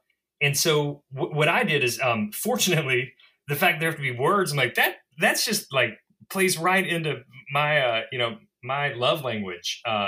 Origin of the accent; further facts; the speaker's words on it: Mississippi, United States; And everyone, of course, knows that I'm a Southerner and a Mississippian as well. Or Mississippi sympathizer.